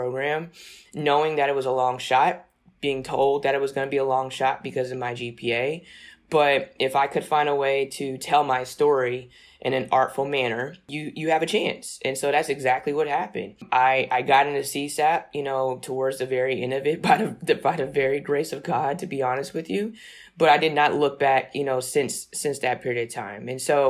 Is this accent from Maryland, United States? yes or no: no; Newport News, Virginia, United States; growing up in Newport News, Virginia was all about.